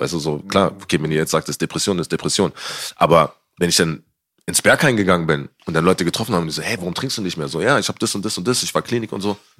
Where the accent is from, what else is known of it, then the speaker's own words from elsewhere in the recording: Berlin, Germany; als Berliner, ich bin schon früher E-Werk gegangen